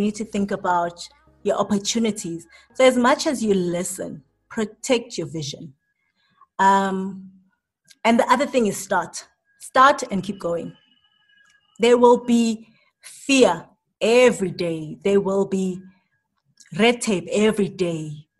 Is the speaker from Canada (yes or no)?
no; South Africa; Some people just wanna leave us out as South African brands.